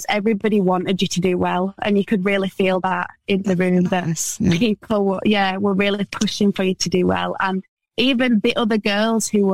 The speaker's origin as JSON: {"language": "English", "town": "Wakefield", "region": "Yorkshire and the Humber", "country": "United Kingdom", "said": "I'm from Wakefield, which is like a little town next to Leeds"}